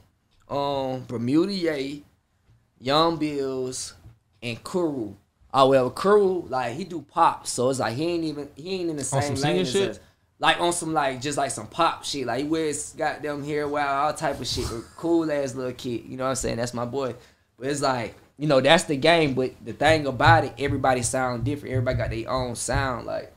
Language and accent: English; Atlanta, Georgia, United States; also born or lived in Columbia, South Carolina; born in Atlanta.